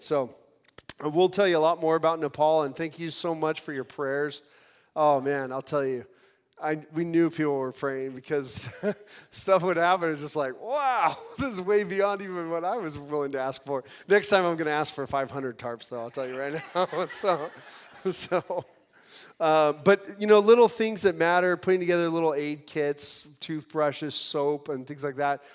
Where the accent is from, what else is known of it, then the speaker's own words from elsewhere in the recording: California, United States; I'm from California.